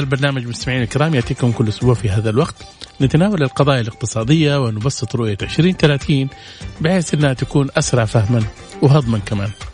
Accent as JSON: {"language": "Arabic", "country": "Saudi Arabia", "said": "عندنا في السعودية"}